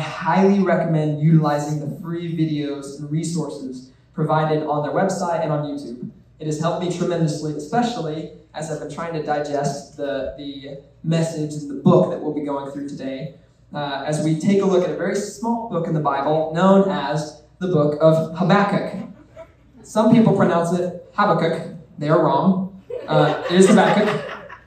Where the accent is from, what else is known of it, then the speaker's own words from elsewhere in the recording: Edgerton, Kansas, United States; also born or lived in Lawrence, Kansas; I'm originally from Edgerton Kansas, where I went to church there for years growing up.